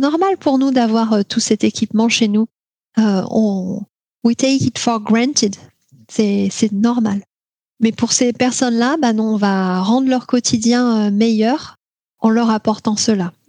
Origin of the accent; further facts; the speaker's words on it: Tours, Centre-Val de Loire, France; moved away; also born or lived in Alaska; là où j'ai grandi à Tours